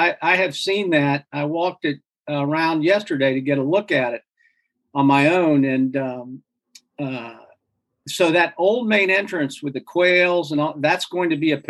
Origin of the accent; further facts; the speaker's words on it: Midwest, United States; because I tell people from growing up in the Midwest